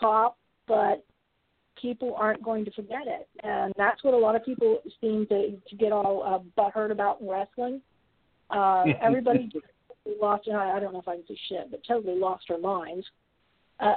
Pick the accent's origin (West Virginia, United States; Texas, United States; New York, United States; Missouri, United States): West Virginia, United States; now in Florida, United States; I'm from West Virginia, and I'm not multilingual